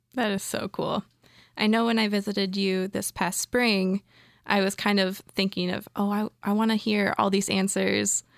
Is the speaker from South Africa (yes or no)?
no; Michigan, United States; I moved elsewhere in my home state of Michigan